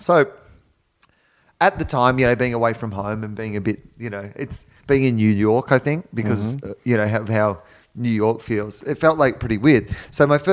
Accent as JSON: {"language": "English", "country": "Australia", "said": "as an Australian man"}